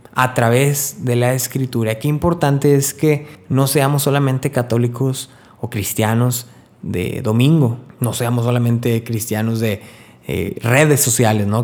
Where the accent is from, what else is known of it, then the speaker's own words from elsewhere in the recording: Río Bravo, Tamaulipas, Mexico; Estoy viviendo en Río Bravo, de donde soy, Río Bravo, Tamaulipas